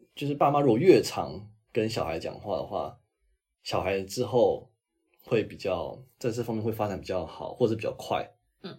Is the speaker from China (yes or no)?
no; Taiwan